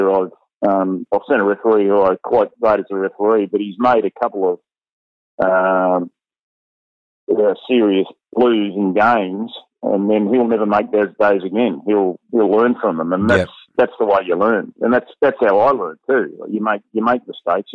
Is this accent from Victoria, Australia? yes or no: no; Sydney, New South Wales, Australia; I came from Balmain